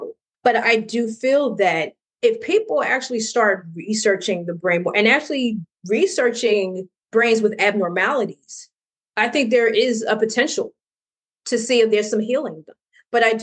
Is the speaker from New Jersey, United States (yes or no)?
yes; New Jersey, United States; I'm from New Jersey